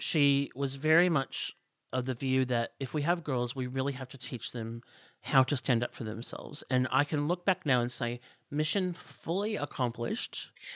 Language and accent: English; outside of Chicago, Illinois, United States; moved away as an adult; also born or lived in Los Angeles, United States; now in Australia; I grew up outside of Chicago